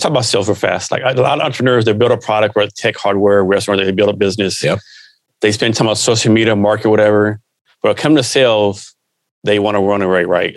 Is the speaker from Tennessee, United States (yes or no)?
no; San Antonio, Texas, United States; I'm from the San Antonio area